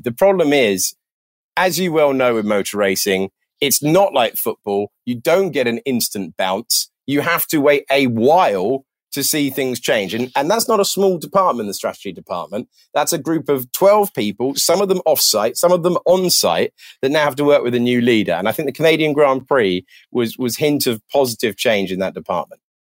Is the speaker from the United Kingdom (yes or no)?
yes; United Kingdom; being British